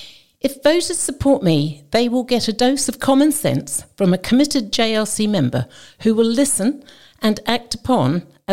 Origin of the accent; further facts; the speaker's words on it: Jersey; born there; also born or lived in New Zealand / London; I was born in Jersey and educated in New Zealand. Our family returned to Jersey, and I met David, whom I married.